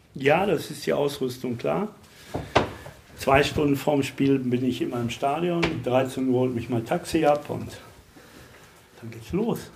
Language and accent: German; Bochum, North Rhine-Westphalia, Germany; Ich bin in Bochum geboren